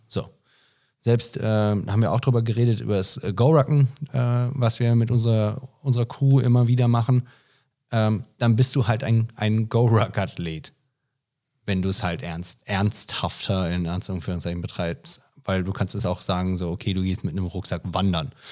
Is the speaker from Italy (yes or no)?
no; United States; Ah, also ich bin Amerikaner.